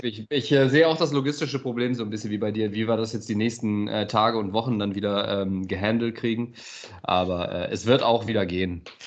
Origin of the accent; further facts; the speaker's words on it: Aachen, North Rhine-Westphalia, Germany; als Aachener, ne, als Öscher